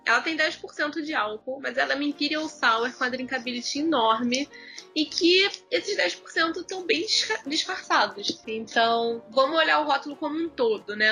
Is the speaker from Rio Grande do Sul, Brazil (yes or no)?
no; Rio de Janeiro, Brazil; eu não saí de Jacarepaguá